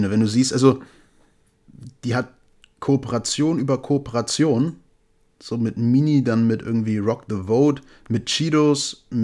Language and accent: German; Brazil; Und ich komme auch aus Brasilien, selbstverständlich.